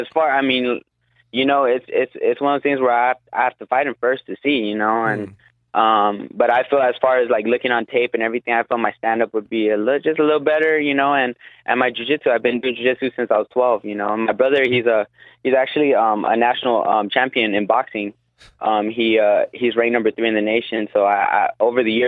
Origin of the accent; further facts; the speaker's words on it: Guam; now in Las Vegas, United States; I am from Guam